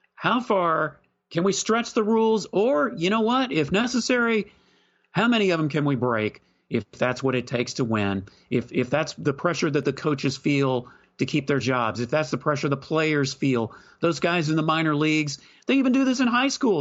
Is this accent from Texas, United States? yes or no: yes; Texas, United States; I was from Texas